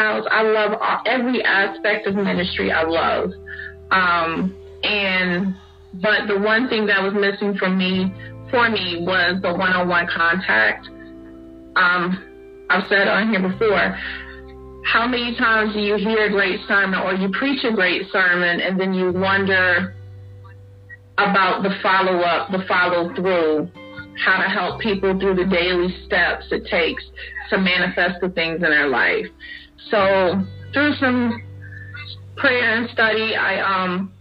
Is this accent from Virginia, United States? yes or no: yes; Newport News, Virginia, United States; moved away as an adult; now in North Carolina, United States; I hail from Newport News, Virginia, the home of 757. I am in North Carolina. I've been in North Carolina the past 20 years